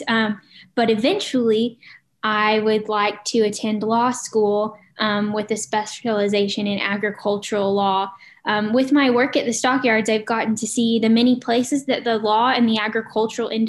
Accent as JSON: {"language": "English", "town": "Cushing", "region": "Oklahoma", "country": "United States", "tie": "born or raised there", "said": "I am from Cushing, Oklahoma. I grew up on a small cow-calf operation here in Cushing"}